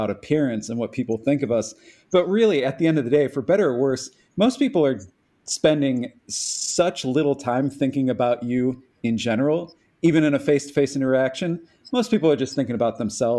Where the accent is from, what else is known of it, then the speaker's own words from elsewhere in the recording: Cleveland, Ohio, United States; moved away; I'm from Cleveland originally, so a lifelong Cavs fan